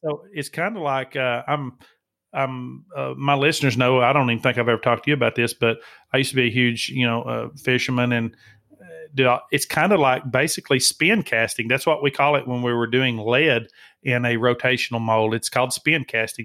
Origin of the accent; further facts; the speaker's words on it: Tennessee, United States; I grew up in the South myself, uh, as you know, I'm from Tennessee, and I grew up hunting bob whites